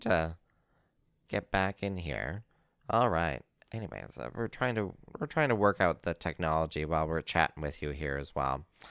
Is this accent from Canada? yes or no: yes; Northern Ontario, Canada; moved away; I'm originally from Northern Ontario